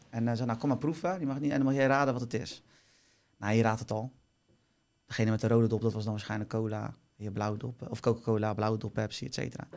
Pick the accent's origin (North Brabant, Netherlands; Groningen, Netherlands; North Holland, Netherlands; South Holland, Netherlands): South Holland, Netherlands; Barendrecht; ik kom dus uit Barendrecht